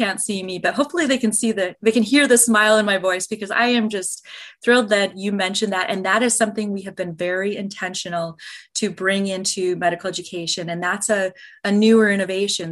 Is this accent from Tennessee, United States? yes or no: no; Minnesota, United States; now in Arizona, United States; We're both originally from Minnesota